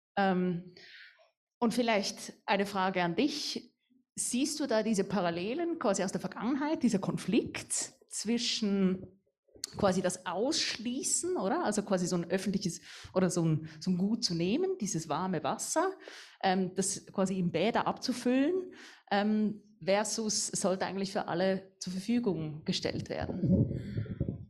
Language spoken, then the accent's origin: German; Baden, Aargau, Switzerland; ich komme ja hier aus Baden, ich bin hier aufgewachsen